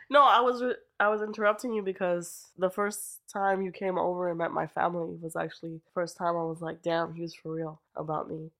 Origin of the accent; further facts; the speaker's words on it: Lancaster, Pennsylvania, United States; also born or lived in Bronx, New York; I'm from Lancaster